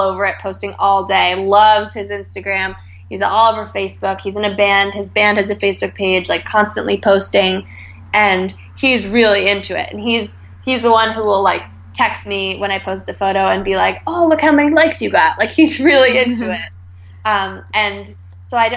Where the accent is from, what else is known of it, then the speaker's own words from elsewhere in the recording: Westchester, New York, United States; now in New York City, United States; I grew up in Westchester, so just like 30 minutes north of the city